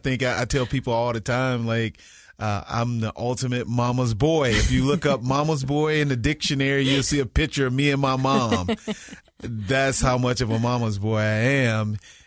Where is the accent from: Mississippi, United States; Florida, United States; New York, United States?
Mississippi, United States; basketball played a big part in my life growing up in Mississippi.